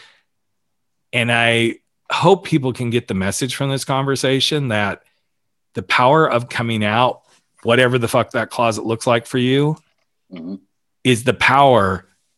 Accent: the South, United States; moved away; I grew up in the South

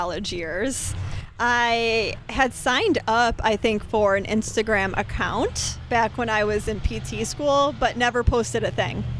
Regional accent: Rochester, New York, United States; I'm from the Rochester area.

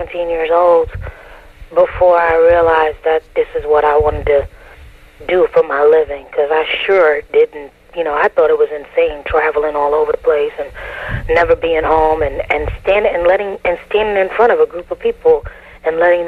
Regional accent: New York City, New York, United States; moved away; I'm from New York City, so I got a lot of family and a lot of friends

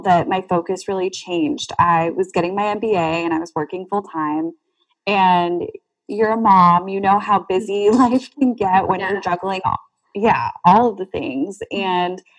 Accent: South Florida, United States; moved away as an adult; now in Central Florida, United States; I'm from South Florida and getting to know a different area because I went up here for college

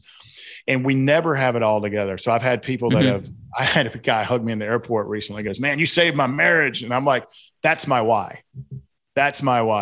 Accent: the South, United States; accent: Southern; my Southern accent

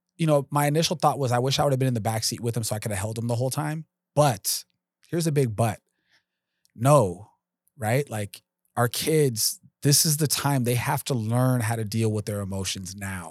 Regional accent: Los Angeles, California, United States; I grew up in North Hollywood

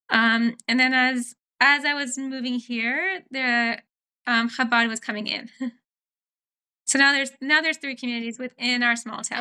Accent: Florida, United States; compared to where I grew up in Florida, where you couldn't even go out to the front yard without having to have a parent there because it was not safe.

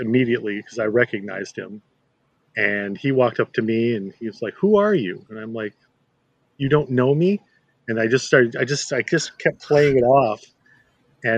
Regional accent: Chaska, Minnesota, United States; downtown where I grew up in Chaska.

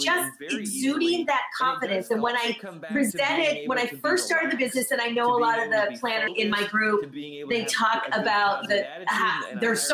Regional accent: Michigan, United States; moved away as an adult; also born or lived in Los Angeles; now in New York, United States; I'm originally from Michigan and I lived in LA for 17 years and then I'm here now

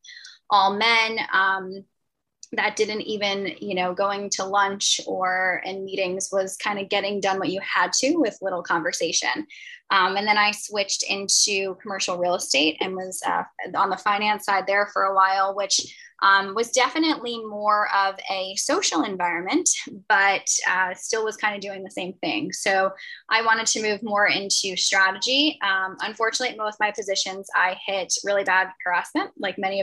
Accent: a county right outside New York City, United States; I'm from a county right outside the city

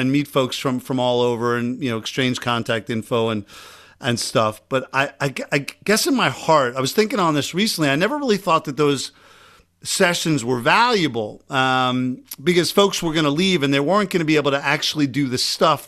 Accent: Long Island, New York, United States; accent: Long Island; My Long Island accent just came out

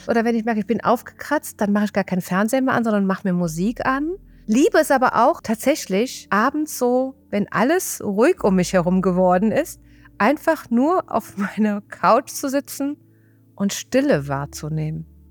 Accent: Rhineland, Germany; accent: Rhineland; Ich komme aus dem Rheinland, wie man hört

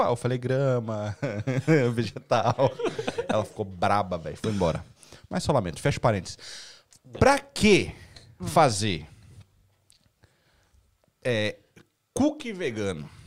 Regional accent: Goiânia, Goiás, Brazil; eu sou de Goiânia, minha esposa é de Goiânia.

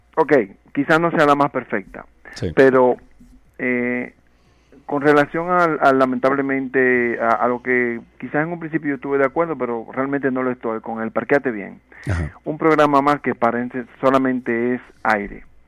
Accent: Dominican Republic; nosotros como dominicanos

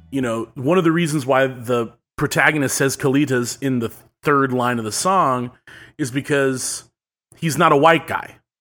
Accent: Westlake Village, California, United States; It's close to my hometown in Westlake Village.

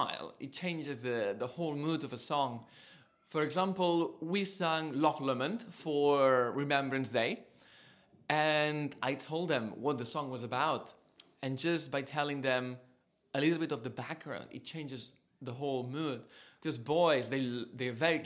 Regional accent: south of Catalonia, Spain; English is a second language; now in United Kingdom; I'm Spanish, and I grew up in the south of Catalonia, very close to Valencia, in a little town that what they grow is just rice and oranges

